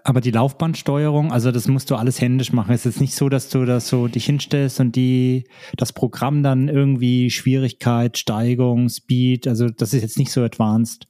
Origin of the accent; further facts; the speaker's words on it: Germany; moved away; in meine alte Heimat, besuche ähm, Verwandte und Freunde. Mhm. Grüße da nach Deutschland